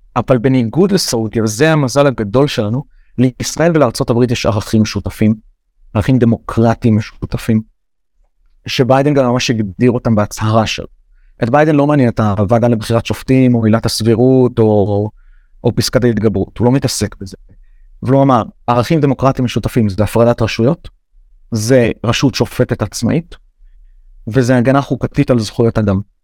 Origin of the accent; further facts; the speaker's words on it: Israel; אני ישראלי גאה